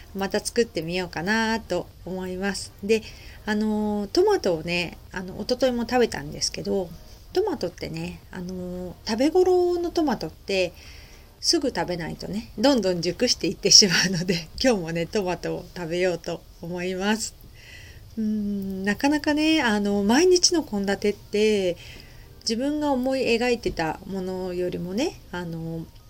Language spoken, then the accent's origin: Japanese; Japan; also born or lived in Kita-Kamakura, Kanagawa; now in Kamakura, Japan; 私地方出身なので